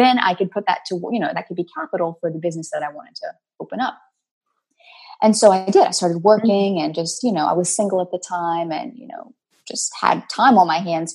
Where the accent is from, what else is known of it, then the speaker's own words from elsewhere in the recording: New Orleans, Louisiana, United States; I'm from New Orleans, down here in the hot, sticky South.